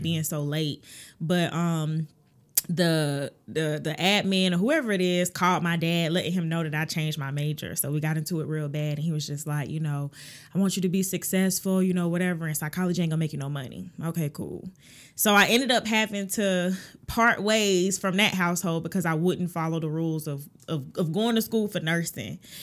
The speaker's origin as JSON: {"language": "English", "town": "Augusta", "region": "Georgia", "country": "United States", "said": "I am from Augusta, Georgia"}